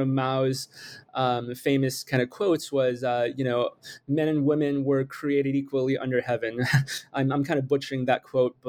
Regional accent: United States; also born or lived in China / Michigan / New York; I was born in China, but I immigrated really quickly to the United States at the age of six. And I grew up here. I grew up mostly in Michigan and New York

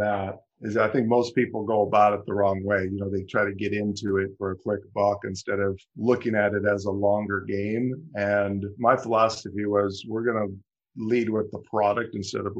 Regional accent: Ohio, United States; moved away as an adult; now in Michigan, United States; I'm born and raised in Ohio. Moved to Michigan about 20 years ago

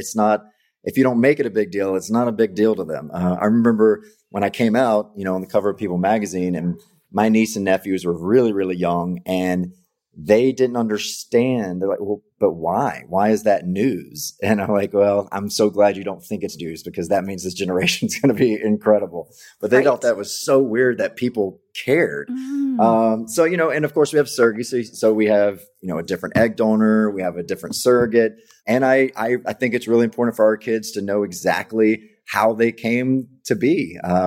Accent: Mississippi, United States; I grew up in Mississippi, so family is your life. You don't really look outside your little town

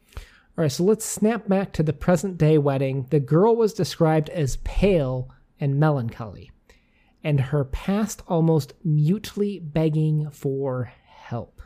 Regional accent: United States; we as an American

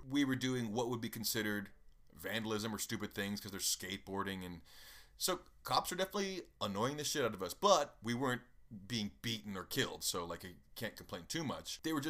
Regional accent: Nashville, Tennessee, United States; I mean, I grew up in Nashville mostly, and the cops there are mostly bored, honestly.

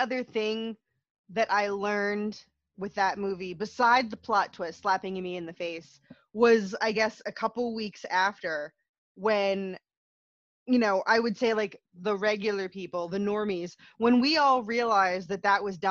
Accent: New Jersey, United States; I'm from South Jersey. I've lived in South Jersey my whole life.

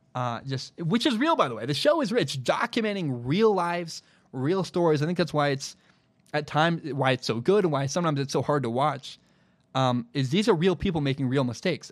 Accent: Portland, Oregon, United States; my hometown of Portland, Oregon

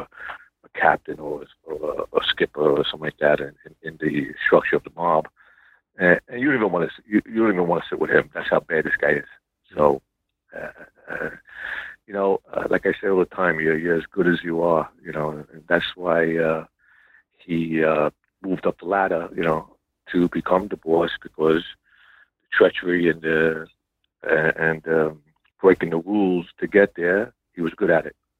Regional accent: New York City, New York, United States; I was born in South Brooklyn, grew up in a uh, Gallo crime family

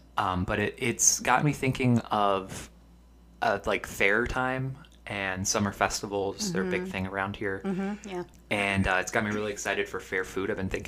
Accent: Binghamton, New York, United States; we're from Binghamton, New York, which is upstate New York. It's about 2.5 hours from New York City. About two and a half hours from Philadelphia as well.

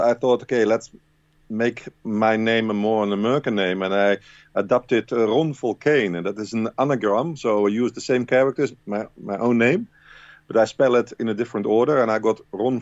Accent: Rotterdam, South Holland, Netherlands; Rotterdam and the Netherlands, my hometown.

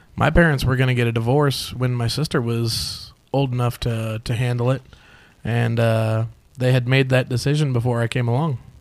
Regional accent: Phoenix, Arizona, United States; I was born right here in Phoenix.

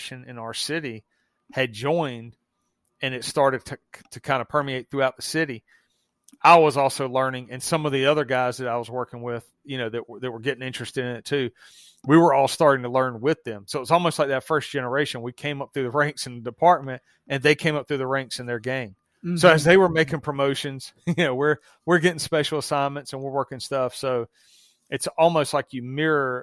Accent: the South, United States; accent: Southern; obviously you can hear my accent. I'm in the South

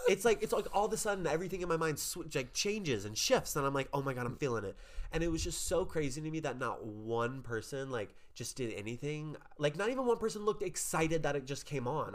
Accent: New Orleans, Louisiana, United States; I am from New Orleans.

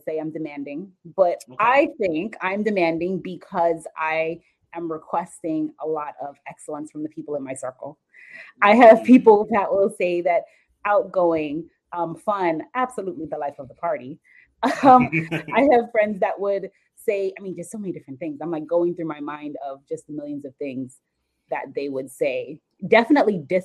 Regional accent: Jamaica; also born or lived in South Florida; now in Jacksonville, United States; I'm actually from Jamaica. I moved to South Florida, and then eventually I moved to Jacksonville

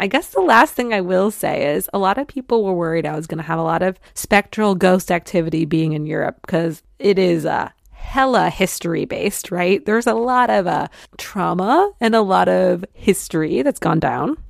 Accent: Detroit, Michigan, United States; moved away; my hometown of Detroit

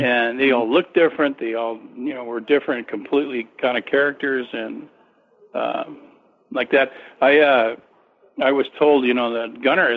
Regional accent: California, United States; I'm from California

